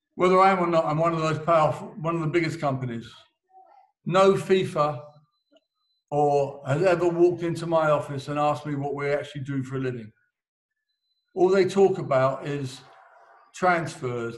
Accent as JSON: {"language": "English", "region": "England", "country": "United Kingdom", "said": "I'm English"}